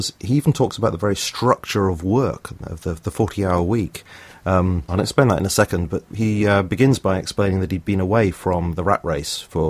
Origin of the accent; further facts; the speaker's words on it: South of England, United Kingdom; accent: BBC accent; moved away as an adult; also born or lived in Liverpool/Lancashire area; now in Lancashire area, United Kingdom; I come from the south of England, so I speak with a kind of BBC accent